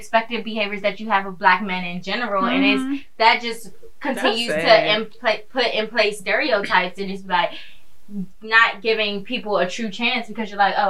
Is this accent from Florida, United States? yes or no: no; Prince George's County, Maryland, United States; also born or lived in Washington, D.C.; I was raised in Maryland. I was born in D.C., but I'm not going to be like, oh, yeah, I'm from D.C. Mm-hmm. Like, I was raised in PG County.